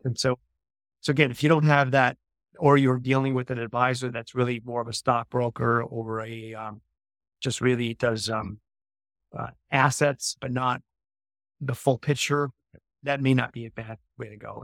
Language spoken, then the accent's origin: English; New York, United States; moved away as an adult; also born or lived in Southern Italy; now in Florida, United States; I'm originally from New York